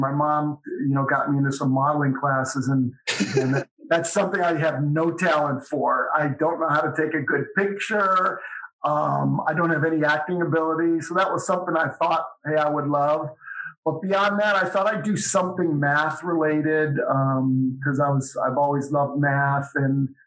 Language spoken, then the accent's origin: English; Cleveland, Ohio, United States; moved away as an adult; also born or lived in Colorado Springs, Colorado / Dayton, Ohio / Cincinnati, Ohio / Orlando, Florida; now in Knoxville, United States; I grew up in Cleveland